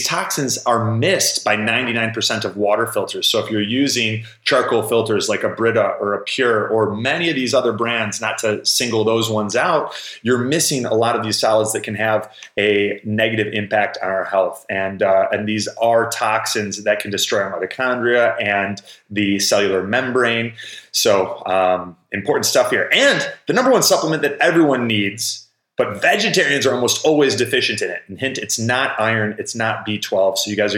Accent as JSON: {"language": "English", "town": "Chicago", "region": "Illinois", "country": "United States", "lives_now": "Florida, United States", "said": "because I came from Chicago and moved down to a part of Florida that's much less populated."}